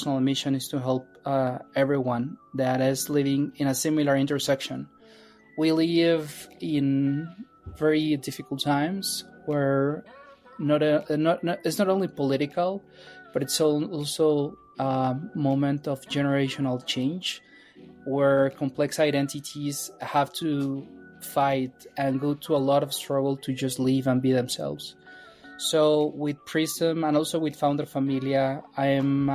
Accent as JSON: {"language": "English", "country": "Mexico", "tie": "born or raised there", "also_born_or_lived": "Mexico City", "moved": "as an adult", "lives_now": "San Francisco, United States", "said": "I grew up in Mexico"}